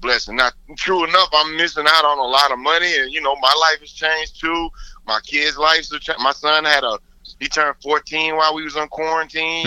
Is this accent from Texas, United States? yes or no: yes; Houston, Texas, United States; growing up in Houston